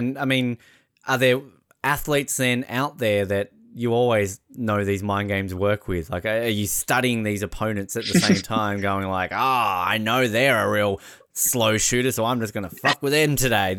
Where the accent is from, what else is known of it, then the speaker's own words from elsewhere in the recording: Australia; as an Australian